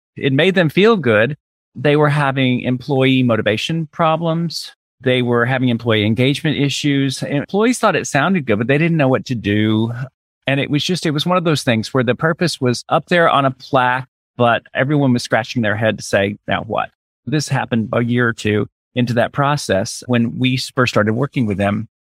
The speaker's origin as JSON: {"language": "English", "town": "Birmingham", "region": "Alabama", "country": "United States", "tie": "born or raised there", "also_born_or_lived": "Tennessee / New York", "moved": "as an adult", "said": "I'm originally from the Deep South, from, grew up in Birmingham, Alabama"}